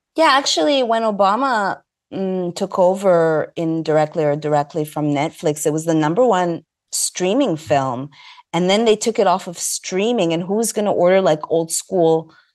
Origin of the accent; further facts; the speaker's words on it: Montreal, Quebec, Canada; moved away; also born or lived in Los Angeles; I hail from Montreal, Canada. I'm Egyptian, Greek